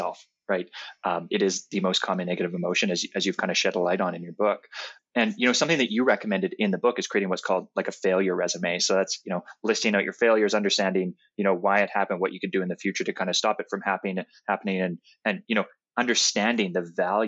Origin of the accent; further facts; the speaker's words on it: Canada; I'm Canadian, so I say process